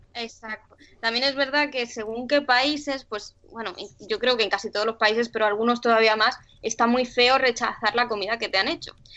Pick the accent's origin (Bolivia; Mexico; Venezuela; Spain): Spain; Sant Boi de Llobregat, Catalonia; moved away as an adult; Somos los dos de San Boy de Llobregat, que ah, es pueblo al lado de Barcelona